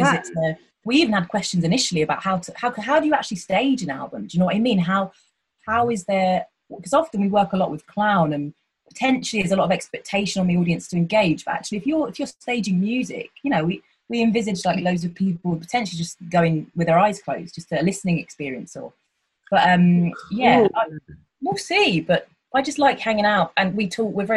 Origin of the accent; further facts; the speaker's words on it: Hertfordshire, East of England, United Kingdom; I'm from Hertfordshire